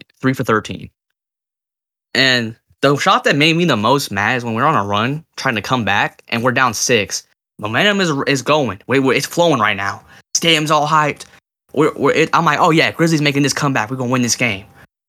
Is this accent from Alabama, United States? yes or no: no; California, United States; but I'm from Cali, so I know a lot, and I mean a lot of Warrior fans.